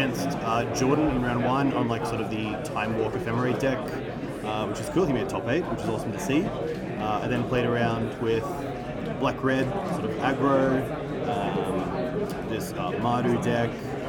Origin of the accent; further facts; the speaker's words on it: Brisbane, Queensland, Australia; I'm a player from Brisbane.